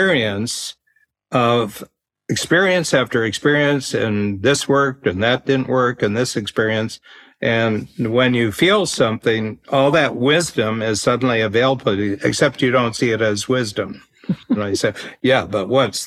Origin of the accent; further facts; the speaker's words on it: United States; now in Canada; I'm an American